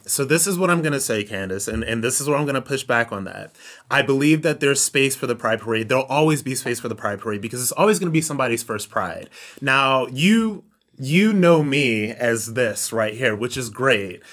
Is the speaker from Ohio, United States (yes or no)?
yes; Ohio, United States; I'm from Ohio